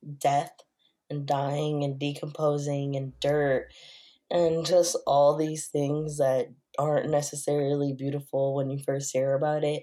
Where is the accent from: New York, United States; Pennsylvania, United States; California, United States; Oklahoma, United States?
California, United States; Los Angeles; I'm from, I grew up in Echo Park.